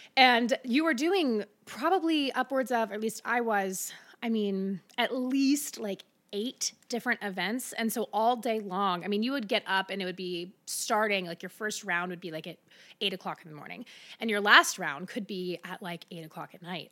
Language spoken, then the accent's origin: English; Middletown, Ohio, United States; also born or lived in Austin, Texas; now in Cincinnati, United States; I grew up in Middletown